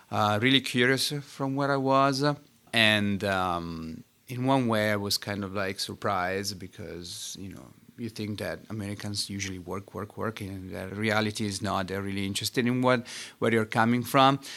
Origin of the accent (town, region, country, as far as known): Vimercate, Lombardy, Italy; born or raised there; English is a second language; moved away as an adult; now in Pittsburgh, United States